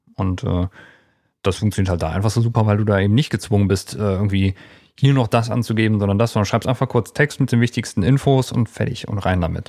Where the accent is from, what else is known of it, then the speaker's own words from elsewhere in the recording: Erkelenz, North Rhine-Westphalia, Germany; in äh, meiner Heimatstadt in Erklens